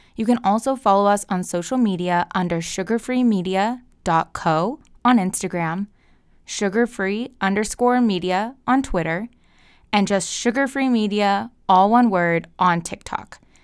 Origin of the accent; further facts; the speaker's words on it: United States; We as the American people